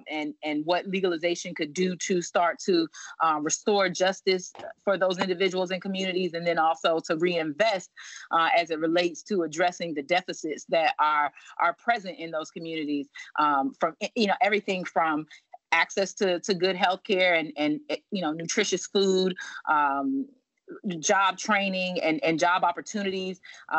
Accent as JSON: {"language": "English", "region": "Virginia", "country": "United States", "said": "Not at all. I am from Virginia. I went to school in North Carolina. I've lived in many states throughout my life."}